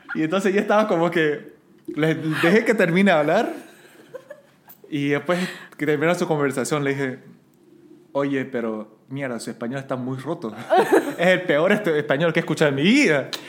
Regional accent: Santa Cruz, Bolivia; accent: camba; also born or lived in South Korea; estoy hablando como cambísima

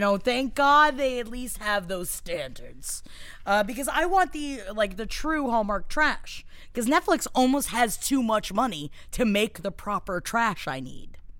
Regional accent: New York City, New York, United States; I'm Italian from Queens

